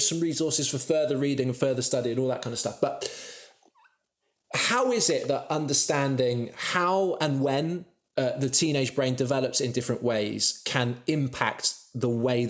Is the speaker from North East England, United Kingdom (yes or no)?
no; Devon, South West England, United Kingdom; And now I'm from Devon.